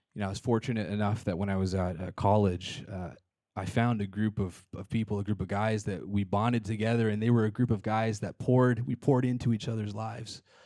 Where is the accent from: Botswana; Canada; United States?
Canada; British Columbia; moved away; I lived in British Columbia, Canada. I'm Canadian